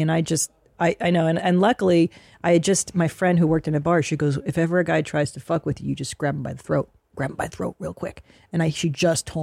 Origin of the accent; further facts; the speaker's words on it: United States; as an American